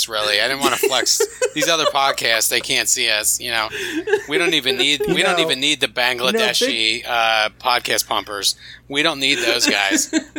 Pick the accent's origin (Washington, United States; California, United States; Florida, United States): Florida, United States; Fort Lauderdale; I'm from Fort Lauderdale.